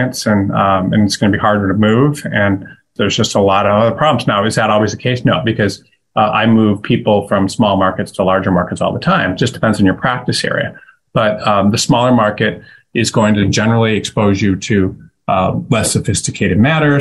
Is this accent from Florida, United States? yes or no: no; Detroit, Michigan, United States; I'm from Detroit